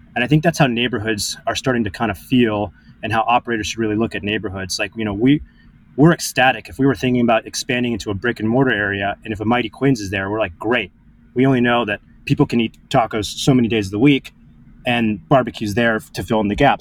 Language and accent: English; Orange County, Los Angeles and San Diego, California, United States; moved away as an adult; now in New York, United States; I moved from California to New York as a you know bright-eyed 18 year old